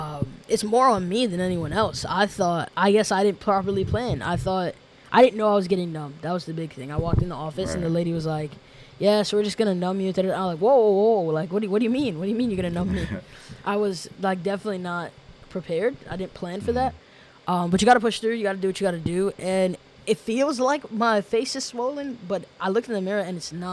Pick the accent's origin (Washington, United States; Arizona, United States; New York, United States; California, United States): New York, United States; New York City; moved away as an adult; now in Massachusetts, United States; I'm originally from New York City